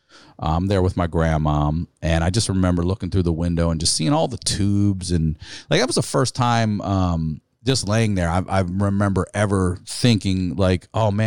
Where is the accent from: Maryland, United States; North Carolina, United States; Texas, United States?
Maryland, United States; We're from Maryland, and he was in Hopkins in Baltimore.